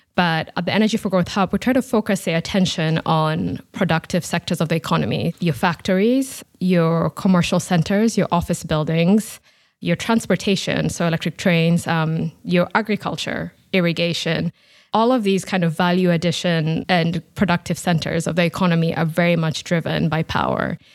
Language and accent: English; Nairobi, Kenya; moved away; I'm originally from Nairobi in Kenya, so I'm, I'm from Africa